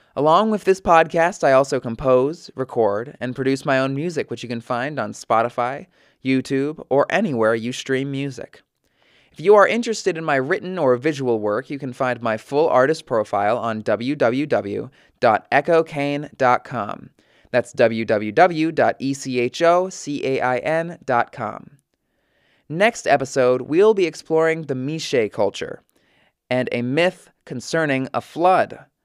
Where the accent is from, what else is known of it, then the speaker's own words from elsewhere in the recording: United States; as an American